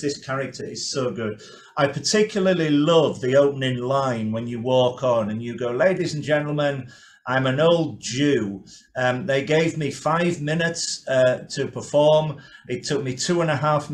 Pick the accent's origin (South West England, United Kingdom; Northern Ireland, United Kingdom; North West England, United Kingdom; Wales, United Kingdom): North West England, United Kingdom; Carlisle; now in London, United Kingdom; I'm broadcasting this from London, but my home city is Carlisle